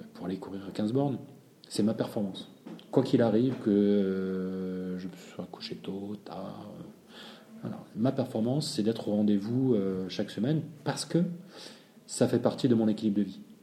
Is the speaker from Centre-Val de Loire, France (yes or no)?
no; Marseille, Provence-Alpes-Côte d'Azur, France; je suis marseillais